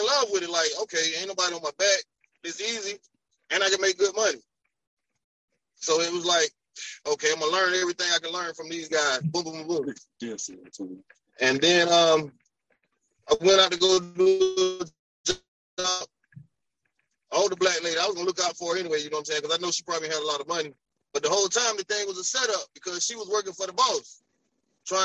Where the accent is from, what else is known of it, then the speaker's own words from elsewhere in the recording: Alabama, United States; moved away as an adult; now in Columbia, United States; I'm from Alabama, right? So, but I've been in Columbia